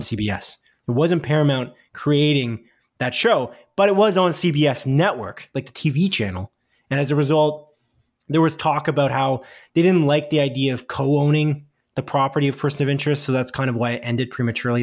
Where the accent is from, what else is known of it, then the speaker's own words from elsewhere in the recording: Canada; We live in Canada, if you didn't know that, listener. We're Canadian here on Split Focus